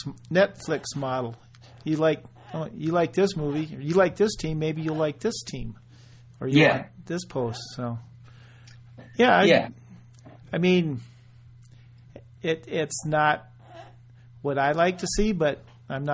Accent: United States; I'm an American

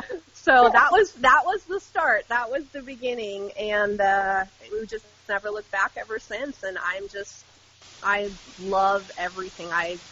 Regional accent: Midwest, United States; I grew up in the Midwest.

